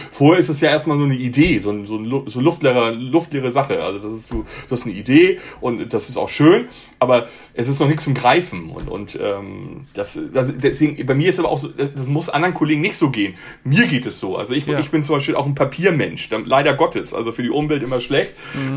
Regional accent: Hamburg, Germany; moved away as an adult; also born or lived in Munich; Ich bin gebürtiger Hamburger

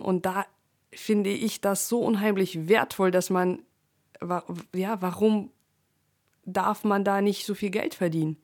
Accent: Russia; moved away; ich bin ja in Russland geboren

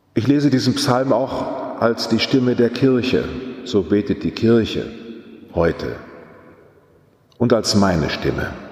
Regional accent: Germany; Wir haben als Deutsche

